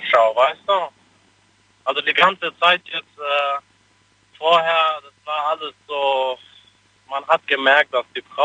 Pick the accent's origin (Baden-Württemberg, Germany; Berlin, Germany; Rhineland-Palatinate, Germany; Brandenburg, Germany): Rhineland-Palatinate, Germany; Speyer